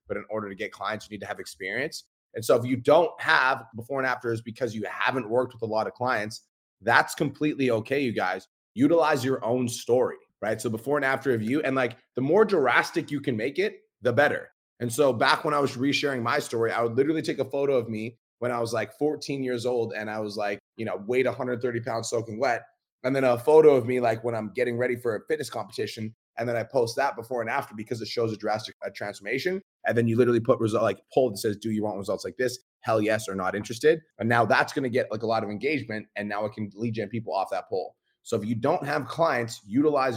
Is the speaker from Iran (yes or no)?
no; Kelowna, British Columbia, Canada; I'm from Kelowna, British Columbia